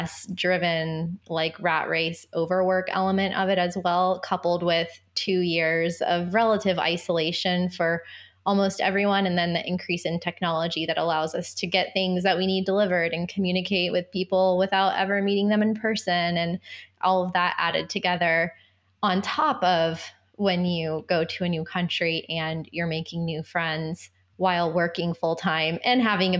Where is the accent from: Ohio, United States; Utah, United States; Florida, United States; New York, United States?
Florida, United States; moved away; we grew up together in Florida